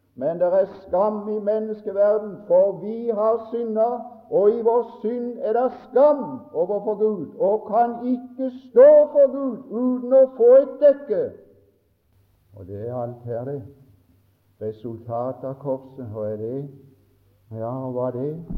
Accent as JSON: {"language": "Norwegian", "town": "Mosby", "region": "Agder", "country": "Norway", "said": "vi hadde en, en god vekkelse hjemme på Mosby i 45"}